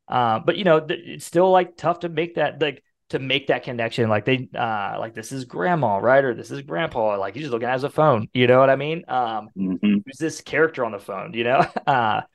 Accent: Ohio, United States; now in Decatur, United States; I'm from Ohio

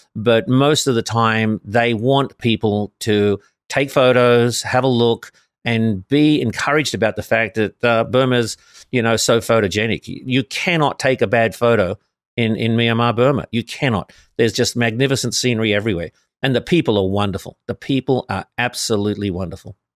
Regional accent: Sydney, New South Wales, Australia; moved away as an adult; now in Los Angeles, United States; originally born in Sydney, Australia

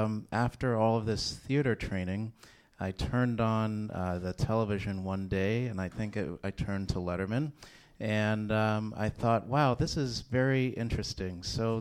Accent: Texas, United States; I grew up in Texas.

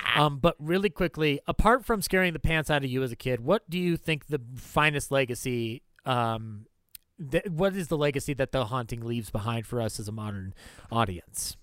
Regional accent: United States; I'm American

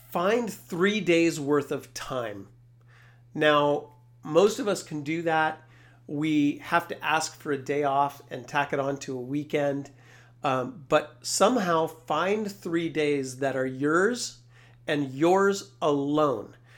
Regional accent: Carlotta, California, United States; I grew up in a small town of three hundred sixty people, uh, Carlotta, California. That's way up in Northern California

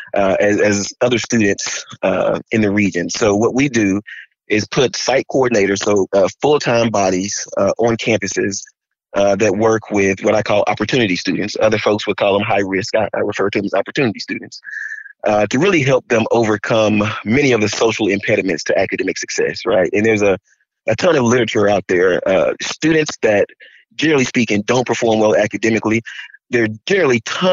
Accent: Montgomery, Alabama, United States; now in Dallas, United States; I am originally from Montgomery, Alabama

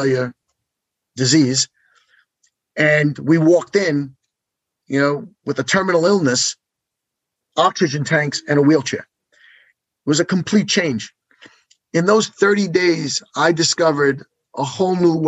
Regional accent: New York City, New York, United States; I grew up in Brooklyn, New York.

